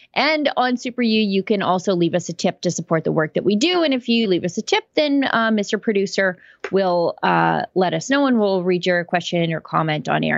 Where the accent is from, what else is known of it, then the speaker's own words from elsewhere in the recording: Canada; I'm Canadian